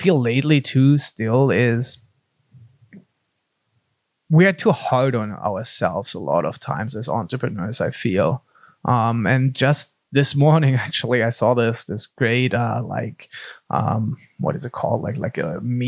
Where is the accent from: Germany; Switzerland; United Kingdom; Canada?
Germany; also born or lived in Pacific Beach, California; now in San Diego, United States; growing up in Germany, it's funnily, I grew up in the only city I feel in the country where we didn't have a professional soccer team